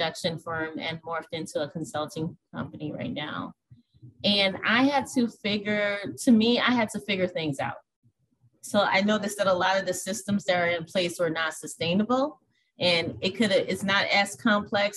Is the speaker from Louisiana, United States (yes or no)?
yes; New Orleans, Louisiana, United States; now in Minneapolis, United States; I was born and raised in New Orleans, Louisiana, and I currently live in Minneapolis, Minnesota